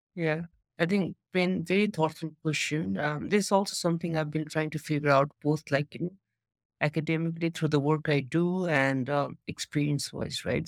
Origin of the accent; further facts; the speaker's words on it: Nepal; moved away as an adult; also born or lived in United States / China; I'm from Nepal, based in Nepal at the moment. Uh, so basically, my introduction is, you know, until high school, I was here